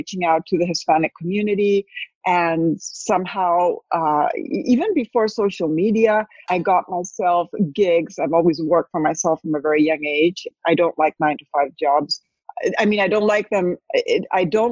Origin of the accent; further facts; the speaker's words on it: Spain; moved away as an adult; now in United States; I had moved from Spain. I'm half Spanish, half American, speak both languages, Spanish and English. I had moved to the States at 41